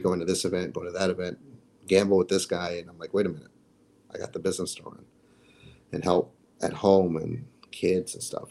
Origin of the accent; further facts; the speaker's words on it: United States; as an American